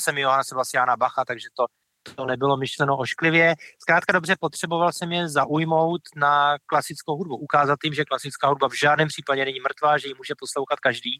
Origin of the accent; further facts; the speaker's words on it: Czechia; also born or lived in United States; já jsem tady doma, budu, vždycky se sem budu vrát vracet, taky jsem se vrátil z Ameriky